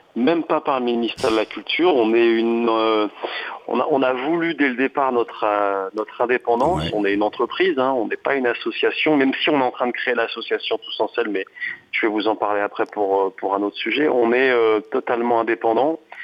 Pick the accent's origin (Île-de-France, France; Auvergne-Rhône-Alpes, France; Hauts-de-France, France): Hauts-de-France, France; Picardy; moved away; also born or lived in French Alps; je suis né en Picardie, au bord des forêts d'Alat